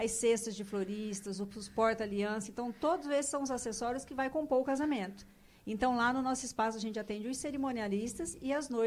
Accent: São Paulo, Brazil; now in Rondonópolis, Brazil; eu sou paulista.

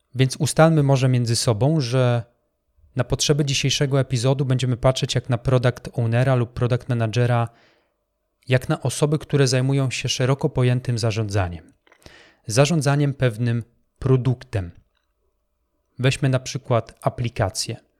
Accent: Poland; also born or lived in Wrocław; Ja także byłem jednym z tych chłopaków, który e, w szerokich spodniach, wyglądających jak worki po ziemniakach, przemierzał polskie blokowiska

